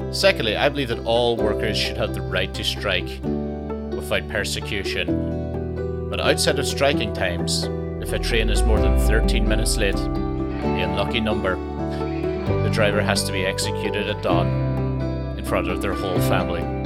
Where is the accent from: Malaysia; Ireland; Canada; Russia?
Ireland; I'm Irish